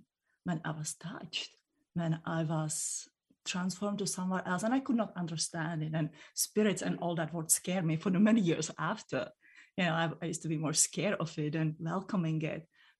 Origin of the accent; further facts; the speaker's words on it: Czechia; born there; English is a second language; And in the Europe, I was born in the Czech Republic, we don't have this protective thing.